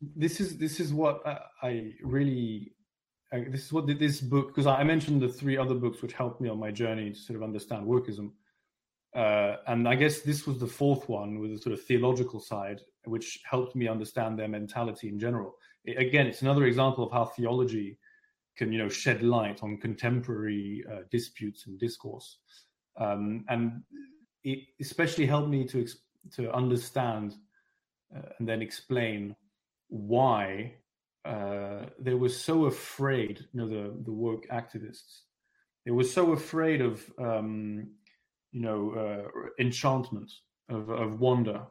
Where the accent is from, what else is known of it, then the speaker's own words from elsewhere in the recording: London, United Kingdom; also born or lived in France; I'm French, but I, I grew up in London.